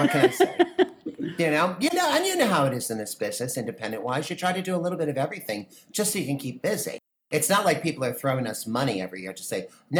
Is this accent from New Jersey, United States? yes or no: yes; Wharton, New Jersey, United States; also born or lived in New York; I grew up in Northwest Jersey, a little small town called Wharton. And, you know, population 2000, that type of thing. My family's been there for over 120 years. You know, we're all like born, raised, and die there, literally.